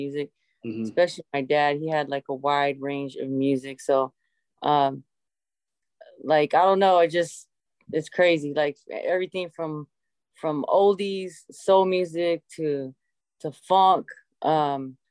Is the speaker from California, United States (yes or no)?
yes; West Coast, born in LA County, California, United States; also born or lived in Inland Empire; I'm born and raised over here in the West Coast